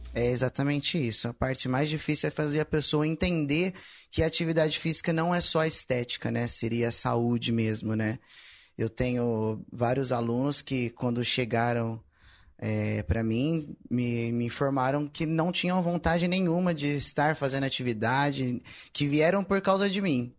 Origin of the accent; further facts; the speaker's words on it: Ribeirão Preto, São Paulo, Brazil; Sou de Ribeirão